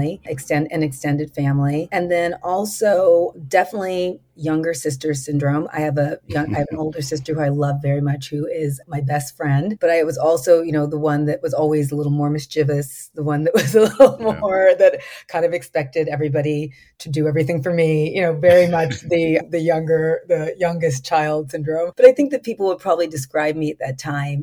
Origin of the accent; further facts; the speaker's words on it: Los Angeles, California, United States; I'm a native of Southern California. I was born in Los Angeles